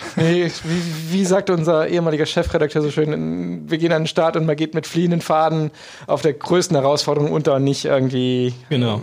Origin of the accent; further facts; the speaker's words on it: Germany; moved away; in meiner Heimat in der Eifel